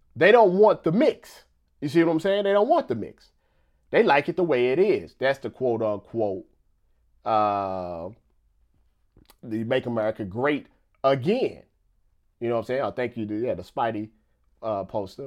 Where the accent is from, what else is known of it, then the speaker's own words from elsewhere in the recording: Missouri, United States; I'm from Missouri